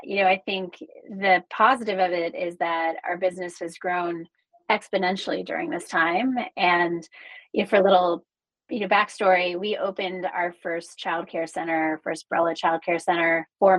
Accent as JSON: {"language": "English", "region": "New Jersey", "country": "United States", "tie": "born or raised there", "also_born_or_lived": "Frankfurt, Germany / New York", "moved": "yes", "lives_now": "Los Angeles, United States", "said": "I was actually raised in New Jersey"}